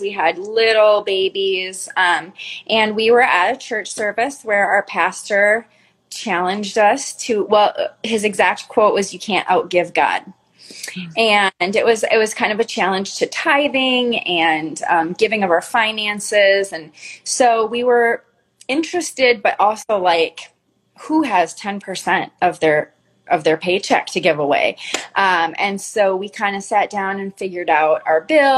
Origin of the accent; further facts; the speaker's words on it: Minnesota, United States; we're both originally from Minnesota